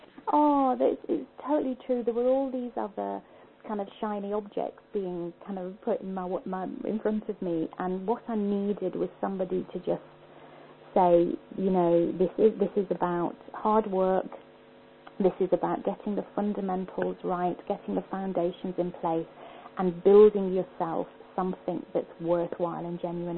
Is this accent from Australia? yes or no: no; Liverpool, North West England, United Kingdom; moved away as an adult; now in Scotland; I was born in Liverpool.